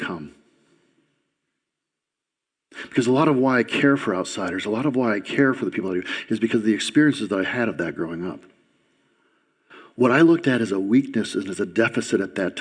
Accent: Lansing, Michigan, United States; also born or lived in Grass Lake, Michigan; When I was a kid, I grew up in Lansing, and for the first 10 years of my life, I was in an environment that was perfect in many ways.

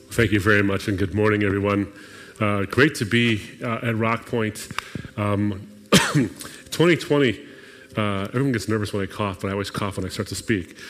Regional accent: Lebanon; moved away; My people, I'm from Lebanon, I'm from the Middle East.

